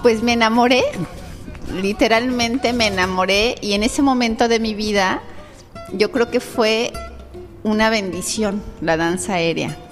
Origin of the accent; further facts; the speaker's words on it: Tlalnepantla, State of Mexico, Mexico; moved away as an adult; now in Playa del Carmen, Mexico; yo nací en el Estado de México, en Tlalnepantla, pero eh, estoy aquí en Playa del Carmen desde el 99